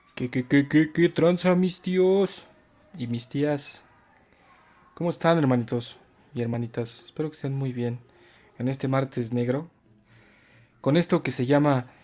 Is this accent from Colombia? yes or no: no; Mexico; nosotros como mexicanos